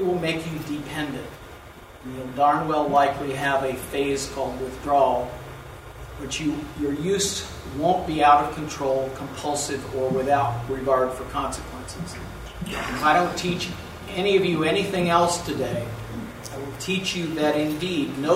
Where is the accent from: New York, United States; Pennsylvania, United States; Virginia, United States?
Virginia, United States; Southern; growing up in Southern Virginia